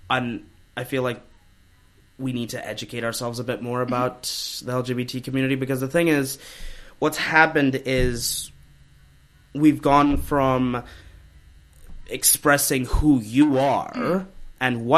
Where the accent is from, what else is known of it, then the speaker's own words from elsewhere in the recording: Hawke's Bay, New Zealand; also born or lived in Pune, India; I was born in Pune, India, 3 hour drive away from Mumbai. And then 10 months later, we moved to New Zealand. And then when I was 4 years old, we moved to Hawke's Bay.